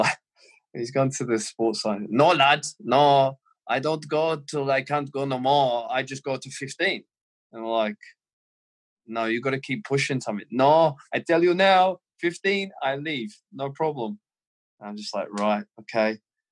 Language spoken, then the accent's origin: English; Australia; moved away; I was born and brought up in Australia, to win at all costs